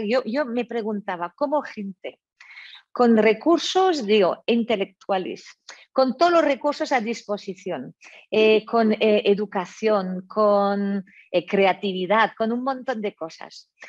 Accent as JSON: {"language": "Spanish", "country": "France", "moved": "yes", "said": "soy francesa de, origen"}